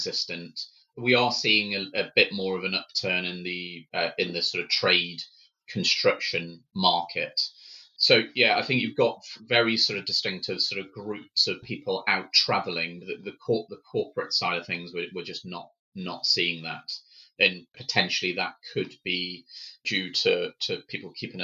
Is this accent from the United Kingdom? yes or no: yes; England, United Kingdom; as Brits or as English people